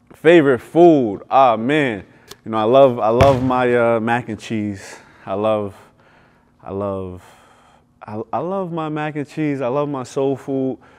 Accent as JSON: {"language": "English", "region": "New York", "country": "United States", "tie": "born or raised there", "said": "I grew up in New York"}